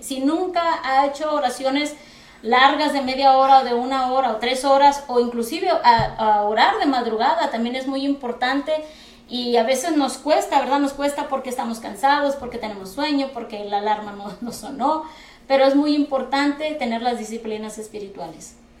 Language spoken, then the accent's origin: Spanish; Mexico; now in United States; nosotros que venimos de México